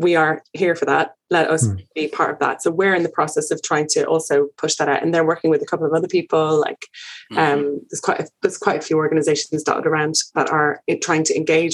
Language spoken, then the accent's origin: English; Ireland; moved away; being Irish, I have people at home who are calling me all the time